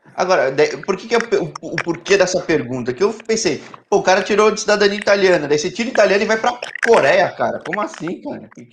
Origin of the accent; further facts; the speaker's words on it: São Paulo, Brazil; Eu sou de São Paulo